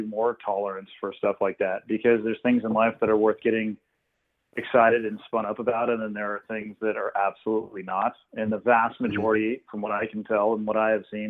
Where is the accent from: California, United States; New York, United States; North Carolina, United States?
California, United States; Santa Cruz; 16, 17, 18 year old kid growing up in Santa Cruz hanging out on the beach